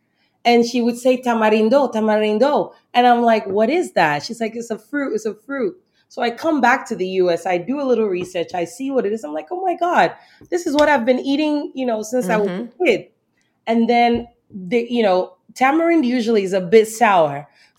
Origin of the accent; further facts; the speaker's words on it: the South, United States; And I grew up in the South and I'm from the South.